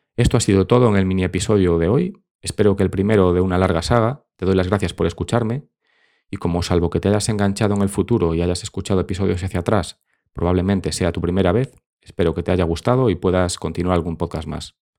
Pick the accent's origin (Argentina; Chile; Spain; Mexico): Spain; Vigo, Galicia; moved away as an adult; now in Madrid, Spain; soy gallego, concretamente vigués